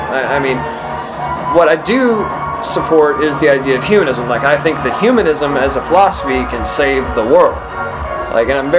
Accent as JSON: {"language": "English", "region": "East Texas", "country": "United States", "tie": "born or raised there", "said": "I grew up in East Texas"}